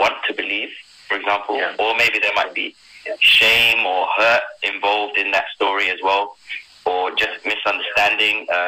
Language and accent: English; Sierra Leone; now in United Kingdom; when I first moved to UK, because I was born in Sierra Leone